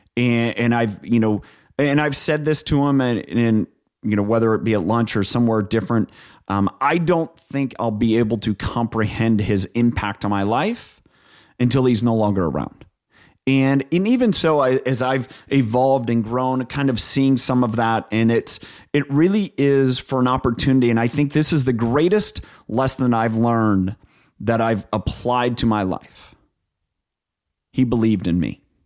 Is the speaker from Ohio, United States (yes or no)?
yes; Northeast Ohio, United States; moved away as an adult; also born or lived in New York; I'm from Ohio. Um, grew up on a dairy farm in Northeast Ohio.